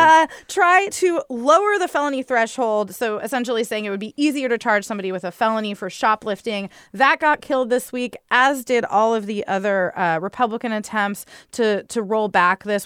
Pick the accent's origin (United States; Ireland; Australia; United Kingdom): United States; San Diego, California; San Diego, my hometown